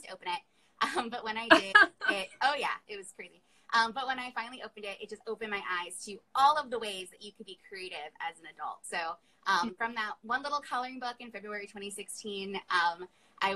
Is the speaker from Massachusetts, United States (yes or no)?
no; Long Island, New York, United States; I'm a New Yorker, I'm from Long Island.